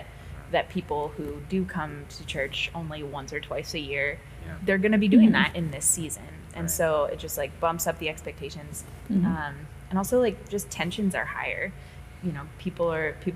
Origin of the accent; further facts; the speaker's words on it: Midwest, United States; also born or lived in the South; now in Seattle, United States; being a Midwesterner who lived in the South and then out here